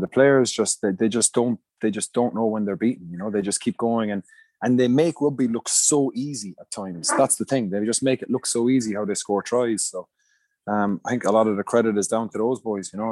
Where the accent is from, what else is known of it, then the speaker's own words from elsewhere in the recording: Munster, Ireland; moved away; I grew up in Munster